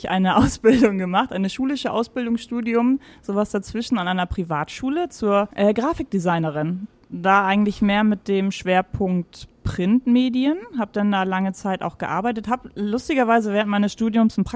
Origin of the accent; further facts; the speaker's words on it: Schleswig-Holstein, Germany; also born or lived in Mecklenburg-Vorpommern / Stuttgart; now in Hamburg, Germany; vier war ich, als vier. wir rübergezogen sind. Mhm, nach Schleswig-Holstein.